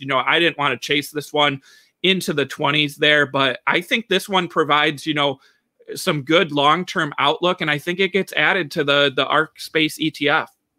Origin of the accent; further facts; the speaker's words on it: Michigan, United States; my home state here